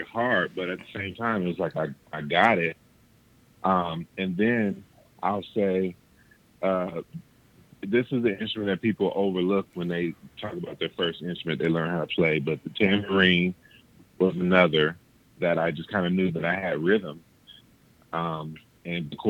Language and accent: English; Columbus, Ohio, United States; My hometown is Columbus, Ohio. And I reside now in Columbus, Ohio